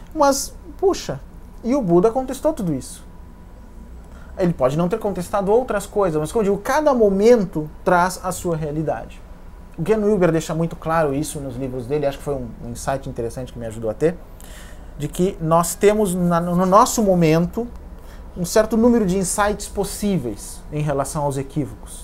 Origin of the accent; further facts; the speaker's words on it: Santa Maria, Rio Grande do Sul, Brazil; em Santa Maria, na minha cidade natal